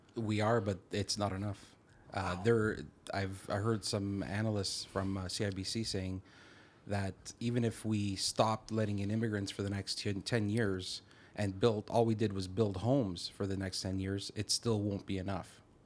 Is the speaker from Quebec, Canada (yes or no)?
no; Caledon, Ontario, Canada; I'm from the Caledon area, and Caledon is known for the mo, probably the most around, amount of red tape in the G T